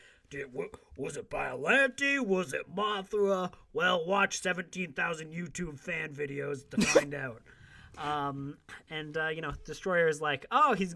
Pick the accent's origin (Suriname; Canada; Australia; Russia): Canada; as a Canadian